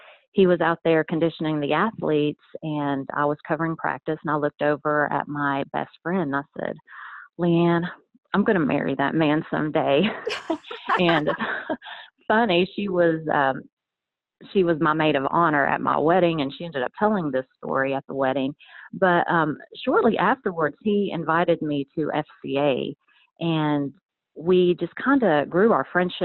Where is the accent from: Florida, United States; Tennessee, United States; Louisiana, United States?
Tennessee, United States; Athens; also born or lived in Iran; I'm originally from the Middle East, and we came to the United States when I was a young kid, so I was about 3 years old, and we moved to a small town of Athens, Tennessee